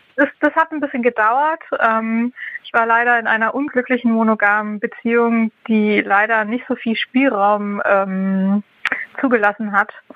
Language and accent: German; Hamburg, Germany; ich bin 31 Jahre alt und ich komme aus Hamburg.